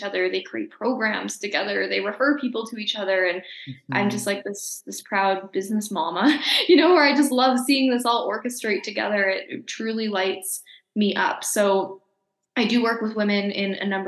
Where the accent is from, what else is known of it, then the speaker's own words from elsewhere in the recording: Calgary, Alberta, Canada; also born or lived in Nelson, British Columbia; now in Mexico; Calgary's my hometown.